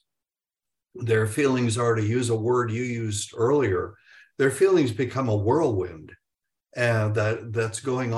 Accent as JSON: {"language": "English", "country": "United States", "said": "we being the American public"}